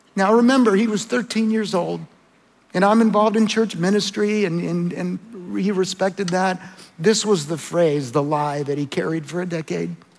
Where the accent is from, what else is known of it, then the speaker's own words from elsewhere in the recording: El Salvador; moved away; I was born in El Salvador